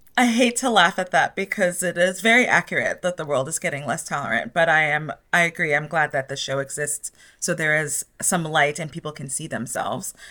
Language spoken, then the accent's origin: English; New York City, New York, United States; moved away as an adult; now in Los Angeles, United States; having been born and raised in New York City and now living in Los Angeles